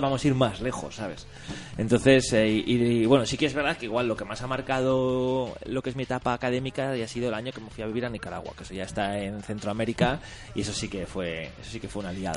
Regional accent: Logroño, La Rioja, Spain; Yo vengo de La Rioja, de Logroño, y yo fui al colegio de Logroño

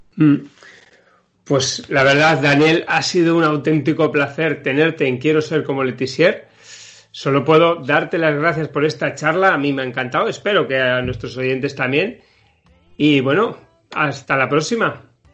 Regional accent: Spain; es un equipo de segunda B aquí en España. Es el equipo de mi pueblo.

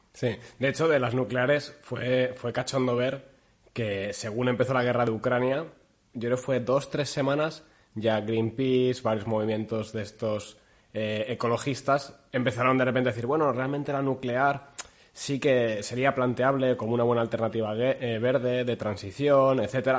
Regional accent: Castile, Spain; yo soy castellano

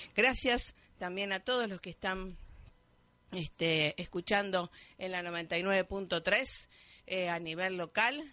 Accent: Rosario, Santa Fe, Argentina; desde el 2002 allá en mi ciudad, Natán Rosario

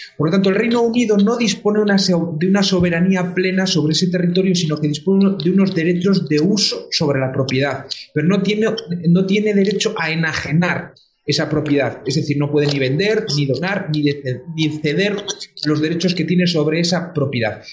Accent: Galicia, Spain; mi tierra de Galicia

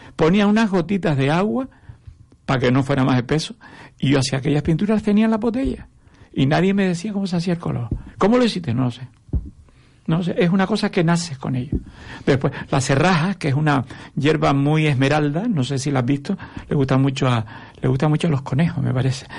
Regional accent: Tamaraceite, Canary Islands, Spain; moved away as an adult; now in Arucas, Spain; Yo vivo en Arucas hace 30 años, pero yo soy de Tamaraceite.

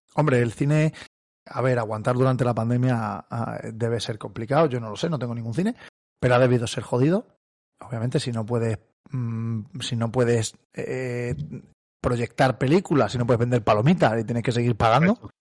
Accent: Cáceres, Extremadura, Spain; tú y yo somos de Cáceres

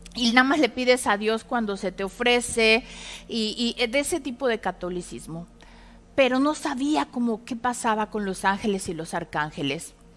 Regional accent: Puebla, Mexico

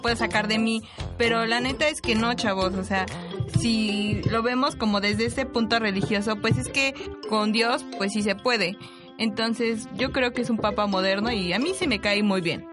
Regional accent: Mexico; nuestra fe como mexicanos

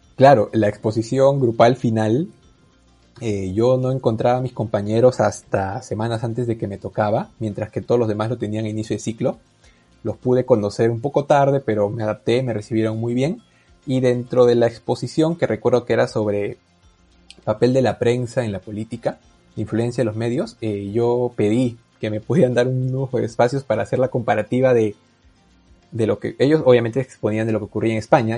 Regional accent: Peru; first language Spanish; soy peruano

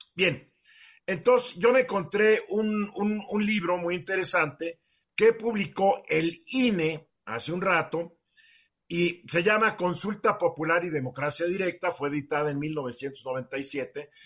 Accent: Mexico; aquí somos muchos mexicanos

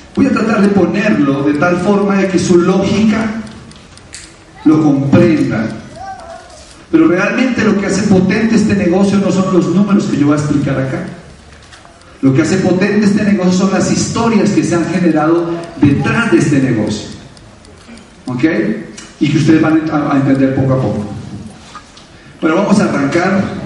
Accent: Bogotá, Colombia; un colombiano nacido en Bogotá

